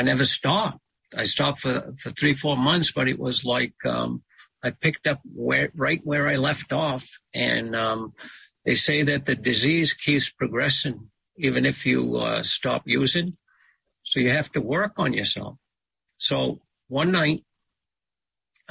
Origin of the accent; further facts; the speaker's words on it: Sipayik, Pleasant Point, Down East Maine, United States; I'm from Zibayeg, Pleasant Point, in down east Maine